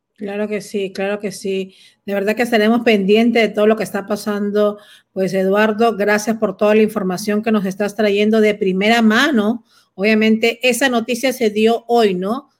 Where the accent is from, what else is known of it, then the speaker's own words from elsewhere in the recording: Peru; yo como peruana